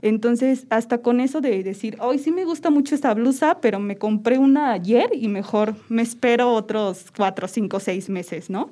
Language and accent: Spanish; Querétaro, Mexico; yo amo a Querétaro y pues soy queretana